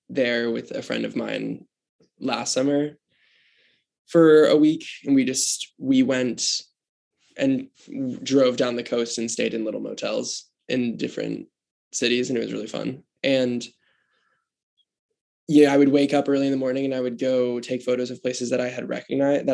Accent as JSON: {"language": "English", "region": "Michigan", "country": "United States", "tie": "born or raised there", "moved": "yes", "lives_now": "New York, United States", "said": "where I grew up in Michigan"}